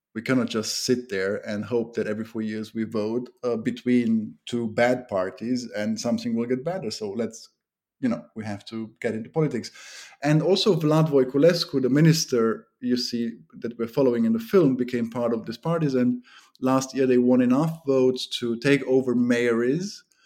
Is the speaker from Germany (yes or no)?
yes; Germany; also born or lived in Romania; now in Bucharest, Romania; My mother was part of the German minority that lives in Romania